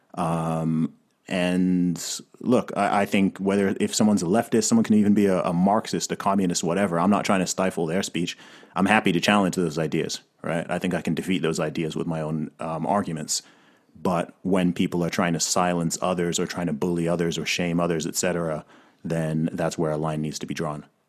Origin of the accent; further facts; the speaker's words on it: Saudi Arabia; also born or lived in Africa; now in United Kingdom; I grew up in Saudi Arabia